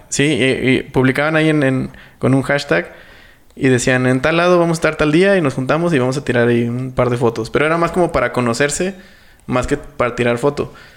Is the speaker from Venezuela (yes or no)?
no; Mexico; accent: Mexican; nuestro acento eh, mexicano